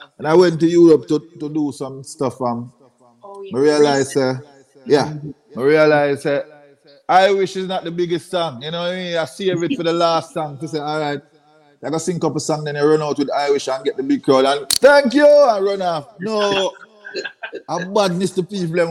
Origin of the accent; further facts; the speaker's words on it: Jamaica; I was a little youth in Jamaica